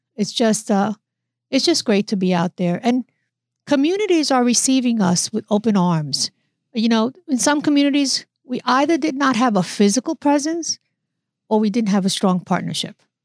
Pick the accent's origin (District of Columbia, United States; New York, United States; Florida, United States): New York, United States; New York City; moved away as an adult; also born or lived in Newark, New Jersey; I was, uh, born and raised in the Bronx. I'm a New Yorker